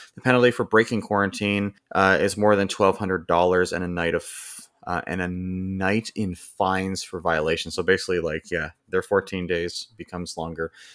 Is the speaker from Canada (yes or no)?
yes; Canada; accent: North American; As someone that's, like, born and raised here, I, this is my accent